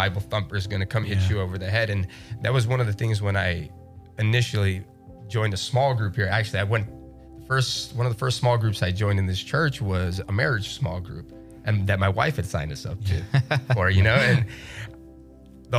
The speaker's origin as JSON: {"language": "English", "town": "Chicago", "region": "Illinois", "country": "United States", "tie": "born or raised there", "said": "I'm from Chicago. I might be from the South Side"}